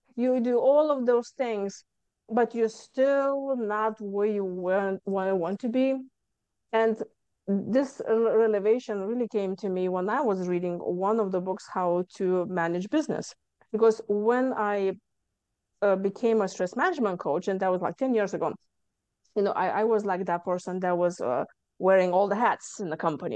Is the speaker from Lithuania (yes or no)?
yes; Lithuania; moved away as an adult; now in Houston, United States; I came from Lithuania